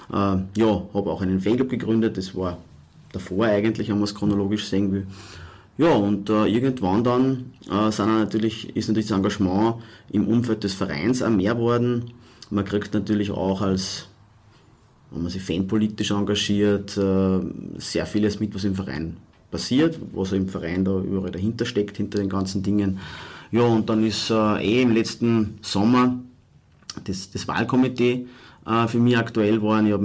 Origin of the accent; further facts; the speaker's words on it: Walding, Upper Austria, Austria; ich bin äh, aus Oberösterreich, komme aus der Nähe von Linz, aus einem kleinen Ort, der heißt Walding